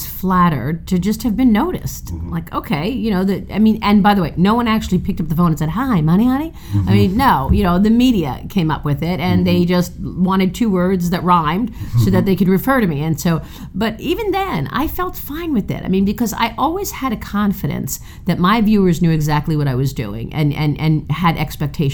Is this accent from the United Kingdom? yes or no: no; New York City, New York, United States; I'm from Brooklyn, and my dad had started a restaurant